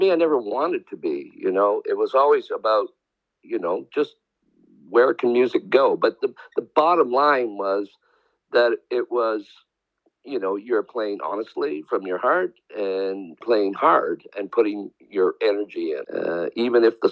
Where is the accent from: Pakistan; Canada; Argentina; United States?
Canada; Victoria, British Columbia; the small scene that we grew up in Victoria, British Columbia